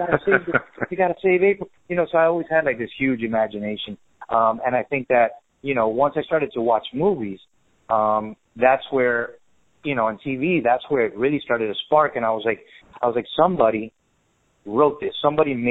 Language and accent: English; Miami, Florida, United States; also born or lived in Venezuela; I was born in Venezuela, raised by a Cuban mother. So, sure. You know, raised in Miami